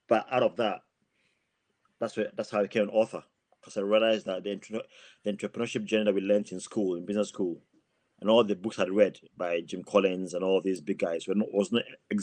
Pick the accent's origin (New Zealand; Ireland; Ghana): Ghana; moved away as an adult; also born or lived in England; now in Plymouth, United Kingdom; So I was born in England, but I went back to Ghana with my parents when I was 5 years old. I got all my education in Ghana and qualified to be a pharmacist in Ghana.